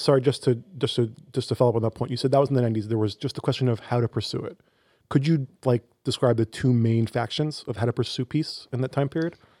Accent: United States; I as an American

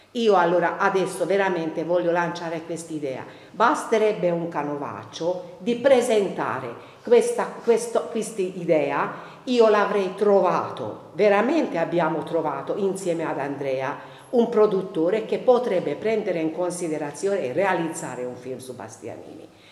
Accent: Hungary; now in Siena, Italy; io non sono senese di origine, di adozione però sì, però il mio carattere mm, ungherese, aus- austro-ungarico, asburgico

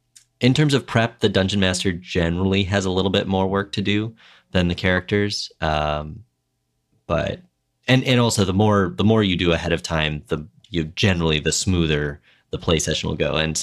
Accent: Minnesota, United States; yeah, definitely something I remember from growing up in Minnesota, you know, when winter really was the time to be, stuck inside with whatever projects you might have or reading.

